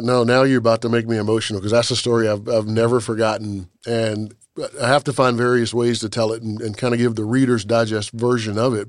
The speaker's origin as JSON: {"language": "English", "region": "South Carolina", "country": "United States", "said": "I'm from South Carolina."}